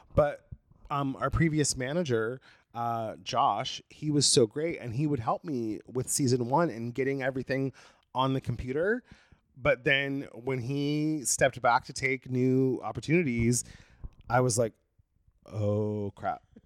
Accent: Brookings, Oregon, United States; born or raised there; moved away as an adult; now in Los Angeles, United States

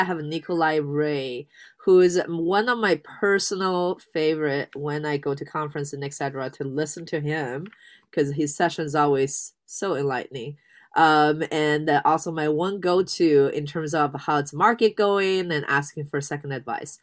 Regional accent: Canada; I'm Canadian as well

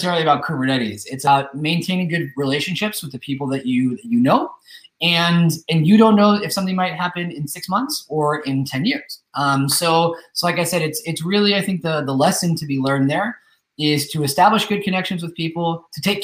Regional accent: Northern California, United States; moved away as an adult; now in Spain; I've been living in Spain for the last 10 years, but I'm originally from the United States. I'm originally from Northern California

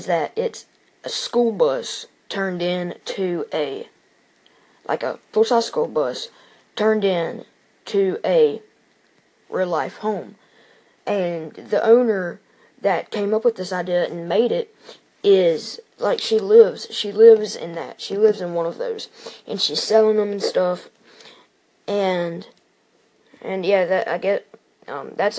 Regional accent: Starkville, Mississippi, United States; my hometown, Starkville, Mississippi

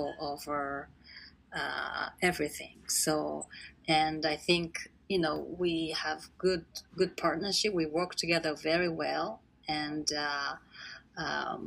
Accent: Japan; moved away as an adult; also born or lived in United Kingdom / Israel; I'm from Japan

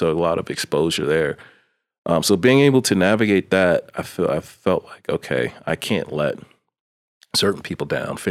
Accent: East Coast, United States; In the midst of having to navigate growing up on the East Coast, in the streets, thank God for mentors.

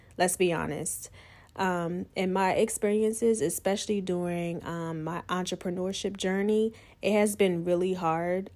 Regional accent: United States; growing up on the Eastern Shore

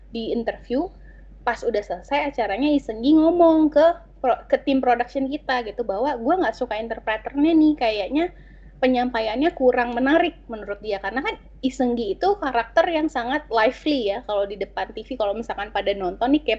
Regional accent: Indonesia; accent: Indonesian; jadi gue apa ya bawaan logat Indonesia gue atau logat bahasa Inggris gue tuh meng, seakan menghilang kalau gue ngomong bahasa Korea

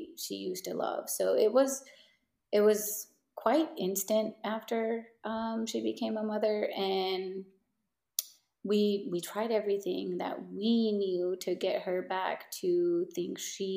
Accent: San Diego, California, United States; We grew up in San Diego, that is our home, that's still our home

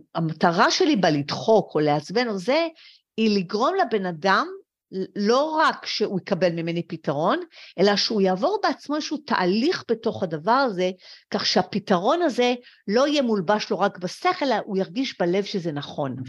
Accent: Israel; also born or lived in France; אני הייתי עולה חדשה מצרפת

